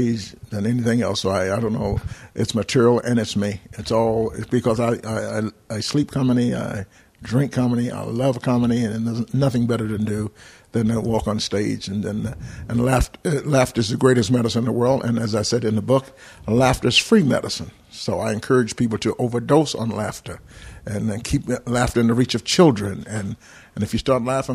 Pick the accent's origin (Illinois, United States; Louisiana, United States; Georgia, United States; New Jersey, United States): Georgia, United States; Atlanta; I'm from Atlanta, born, raised in Atlanta